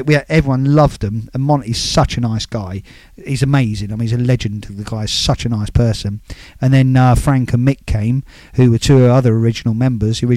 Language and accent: English; High Wycombe, South East England, United Kingdom; I grew up in High Wycombe